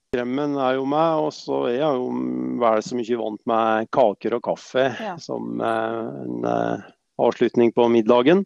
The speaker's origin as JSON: {"language": "Norwegian", "town": "Vågå", "region": "Innlandet", "country": "Norway", "said": "jeg er fra Vågå"}